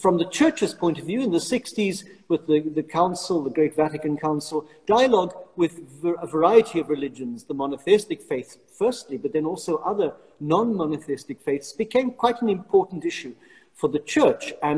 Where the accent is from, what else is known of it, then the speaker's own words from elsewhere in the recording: South Africa; moved away as an adult; now in Rome, Italy; as a South African priest, I was living in an area surrounded by mosques